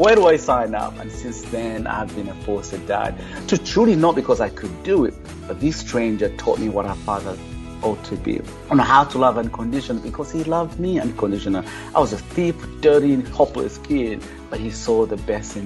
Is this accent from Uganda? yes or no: yes; Uganda; also born or lived in Kampala; now in United States; I'm originally from Uganda, and I grew up, you know, among the poor of the poorest.